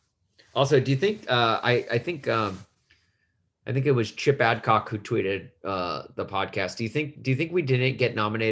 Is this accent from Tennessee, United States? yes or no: yes; Nashville, Tennessee, United States; now in Chicago, United States; I'm from Nashville